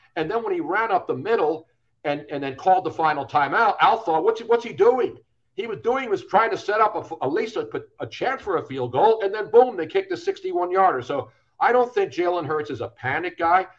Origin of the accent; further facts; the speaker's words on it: Northeast, United States; moved away as an adult; also born or lived in Los Angeles; now in Southwest Florida, United States; I grew up in the Northeast